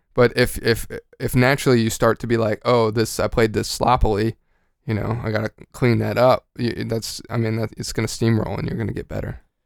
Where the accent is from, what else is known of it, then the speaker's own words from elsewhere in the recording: Georgia, United States; moved away; also born or lived in North Texas; I'm from Georgia